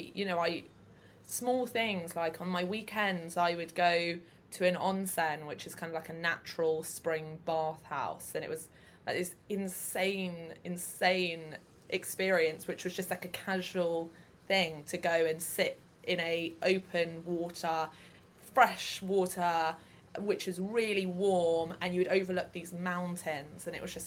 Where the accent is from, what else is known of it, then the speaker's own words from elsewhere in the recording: England, United Kingdom; I'm from England